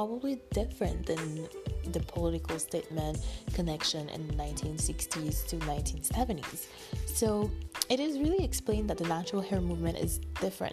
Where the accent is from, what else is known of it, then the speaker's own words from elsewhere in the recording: Canada; I'm from Canada